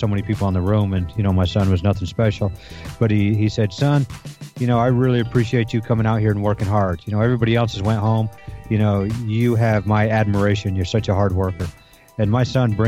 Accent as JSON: {"language": "English", "region": "New York", "country": "United States", "moved": "yes", "said": "I'm actually from New York"}